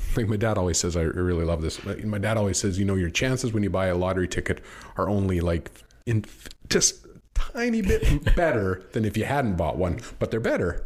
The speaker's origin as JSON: {"language": "English", "country": "Canada", "said": "I'm Canadian"}